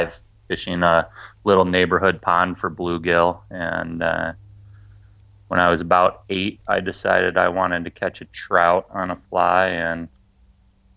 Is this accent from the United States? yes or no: yes; Michigan, United States; moved away as an adult; now in Washington, United States; I grew up in Michigan, so Great Lakes fishing